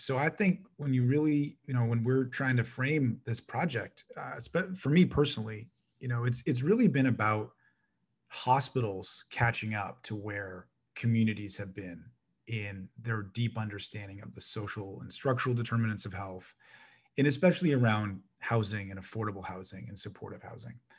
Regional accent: Toronto, Ontario, Canada; I was born in Saint Jamestown, which is right across the street from Rosedale. Folks were in Toronto. I was on Rose Avenue

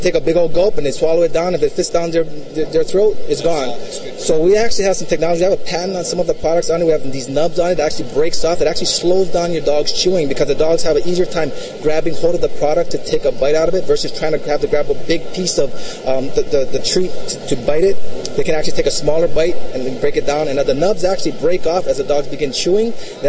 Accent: Hawaii, United States; We're from Hawaii. I know, don't I look like the typical Hawaiian guy?

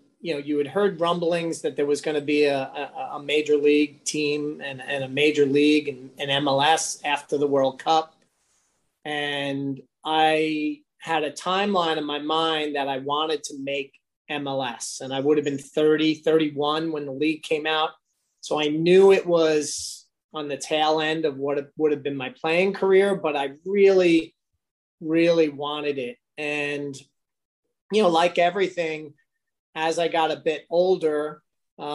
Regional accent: Long Island, New York, United States; I was from Long Island

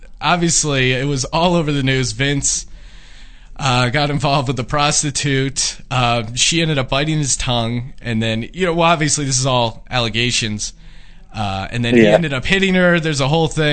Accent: Pennsylvania, United States; I grew up in Pennsylvania.

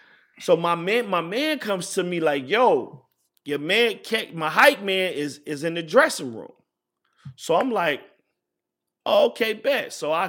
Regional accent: Richmond, Virginia, United States; got a show at University of Virginia, which is probably like about 50 miles, 55 miles from where I'm from Richmond.

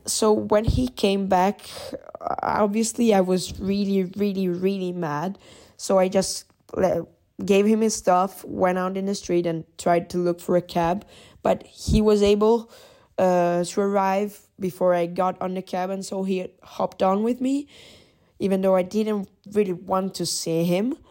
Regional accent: Italy; I'm from Italy

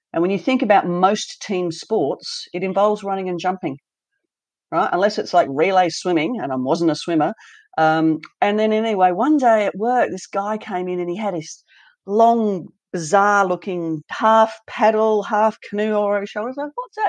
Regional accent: Launceston, Tasmania, Australia; moved away; also born or lived in Western Australia; growing up in Tasmania was fantastic. I was in Launceston up north

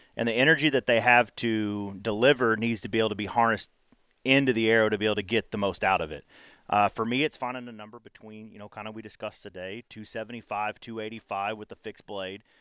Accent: Texas, United States; growing up in Texas

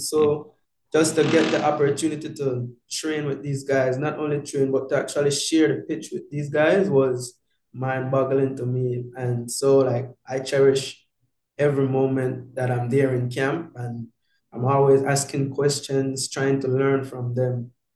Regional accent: Belize; moved away; the team of my hometown

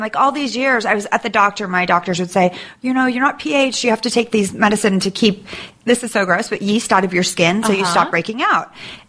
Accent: Sacramento, California, United States; I'm from Sacramento.

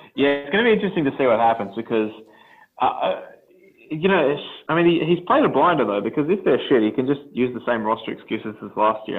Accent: Sydney, New South Wales, Australia; growing up in the Canterbury Bankstown area

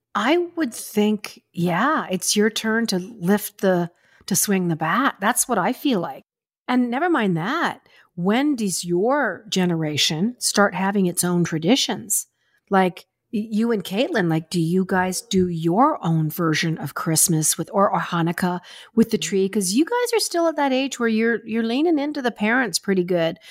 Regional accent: Springbank, Alberta, Canada; moved away as an adult; also born or lived in Vancouver; I was from Springbank, Alberta

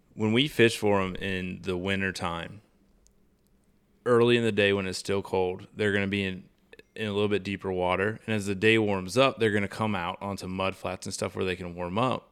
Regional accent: Charleston, South Carolina, United States; I grew up redfishing in South Carolina around Charleston

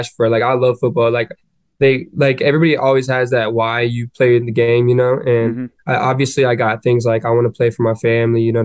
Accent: Chandler, Arizona, United States; moved away as an adult; now in Gainesville, United States; I grew up in Chandler, Arizona.

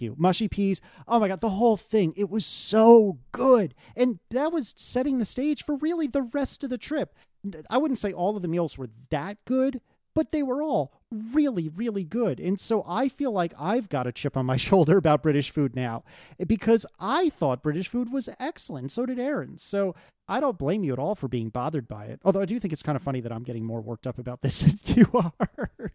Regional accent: United States; I'm American

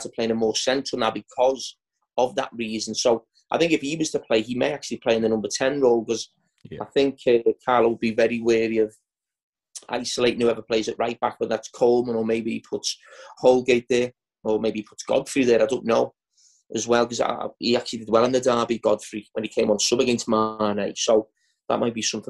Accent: Merseyside, North West England, United Kingdom; I grew up on Merseyside

